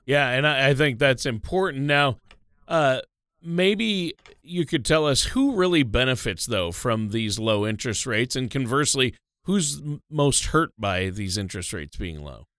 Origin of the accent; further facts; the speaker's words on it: Minnesota, United States; moved away; was born and raised in Minnesota